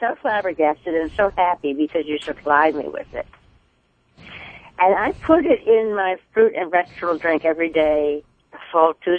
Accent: Huntington Woods, Michigan, United States; Well, I grew up in the area. I grew up in Huntington Woods. I stayed mostly close to home except when I went away to school.

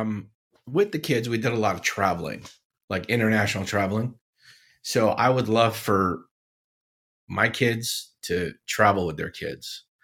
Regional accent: Syria; You guys know I grew up in Syria, right?

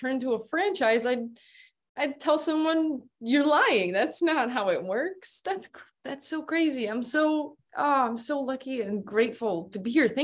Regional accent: Midwest, United States; growing up in the Midwest

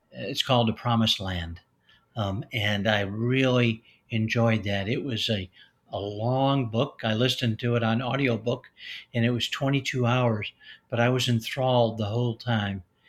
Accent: Chicago, Illinois, United States; I grew up in Chicago, Illinois, in that area

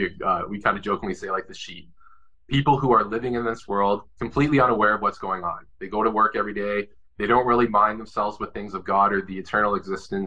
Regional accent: Canada; for me as a Canadian

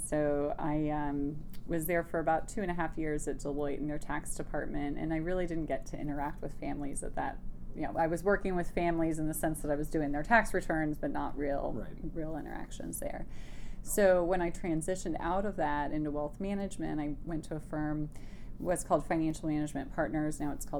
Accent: Wisconsin, United States; But I grew up primarily in Wisconsin, and we moved around quite a bit when I was young.

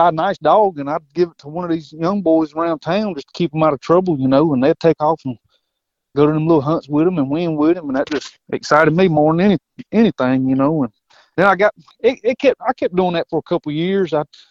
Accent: Whitmire, South Carolina, United States; I'm from Whitmire, South Carolina, a little small town.

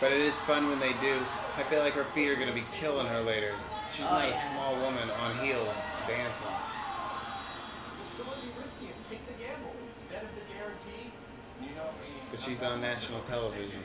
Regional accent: Virginia, United States; I'm from Virginia.

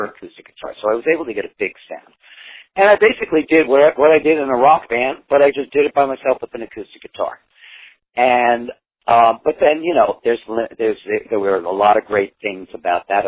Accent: United States; I didn't know any Spanish musicians, and, I, and I'm an American artist, so a Spanish band would, you know, didn't have as much cachet for me there. I'm an American artist, so they want to see me with an American band.

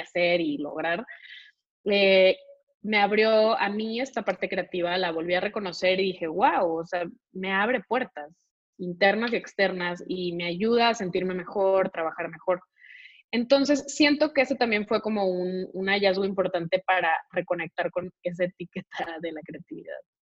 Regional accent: Monterrey, Nuevo León, Mexico; soy de, nací en Monterrey

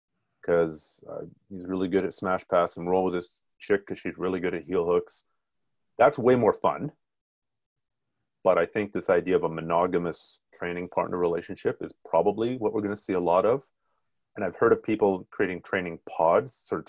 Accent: Ontario, Canada; I grew up in Ontario

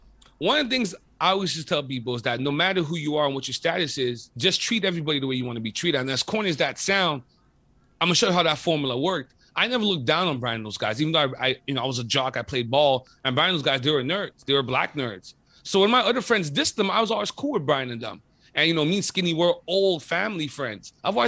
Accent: Côte d’Ivoire; also born or lived in Montreal; yo, where are you from? I'm like, I'm from Côte d'Ivoire.

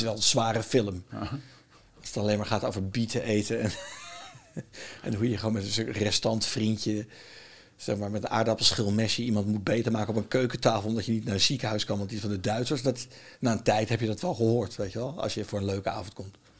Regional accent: Netherlands; accent: Dutch; mijn accent was een beetje Nederlands

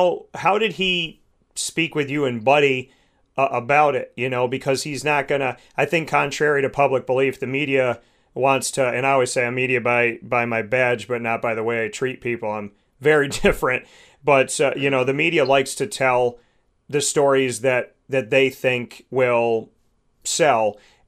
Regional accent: Syracuse, New York, United States; I know so many of us that grew up in Syracuse.

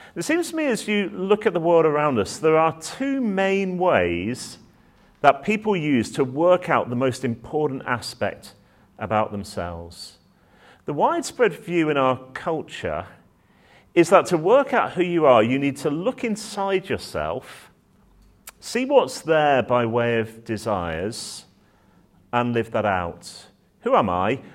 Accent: Manchester, North West England, United Kingdom; now in Oxford, United Kingdom; I'm a northerner at heart, so I was born up in Manchester

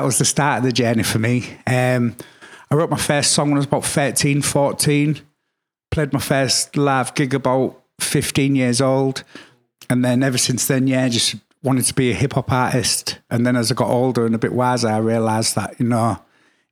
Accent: Hull, Yorkshire and the Humber, United Kingdom; Growing up in Hull until about the age of about 10

